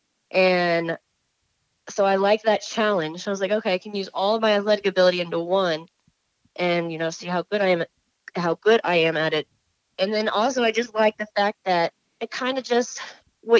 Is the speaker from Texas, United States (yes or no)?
yes; Houston, Texas, United States; we're both from Houston, and we actually trained out of the same gym for a little while.